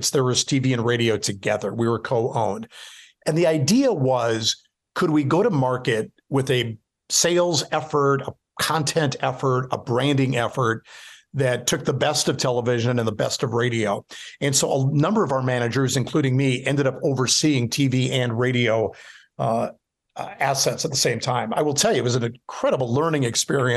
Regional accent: Milwaukee, Wisconsin, United States; moved away as an adult; when I got back to Milwaukee, so I'd been at King Broadcasting, and then I get recruited to come back to my hometown.

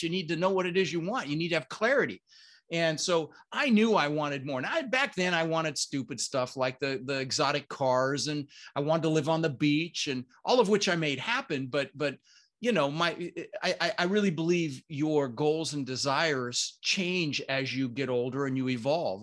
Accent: Denver, Colorado, United States; also born or lived in Netherlands; I immigrated to this country when I was six years old with my brother Albert, my mother's Vancha. I was born in the Netherlands, Holland, you know, wooden shoes and windmills. And, um, we ended up in Denver, Colorado

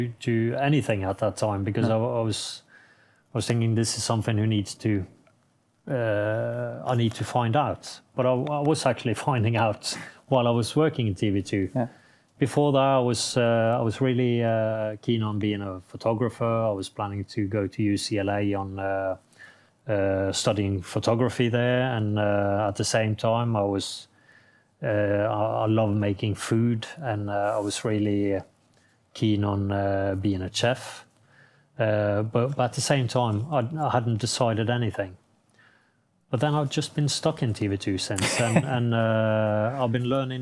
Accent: Norway

